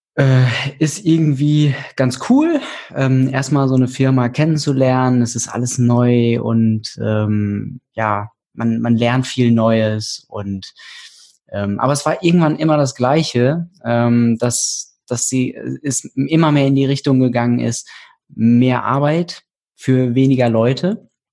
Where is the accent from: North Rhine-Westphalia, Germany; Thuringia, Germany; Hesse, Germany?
Hesse, Germany; moved away as an adult; also born or lived in Portugal / Frankfurt; now in Berlin, Germany; ich bin gebürtiger Hesse